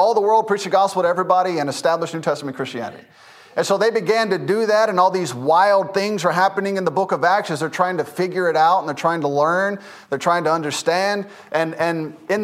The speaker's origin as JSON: {"language": "English", "town": "Memphis", "region": "Tennessee", "country": "United States", "tie": "born or raised there", "moved": "yes", "lives_now": "Lucedale, United States", "said": "I grew up in Memphis, Tennessee."}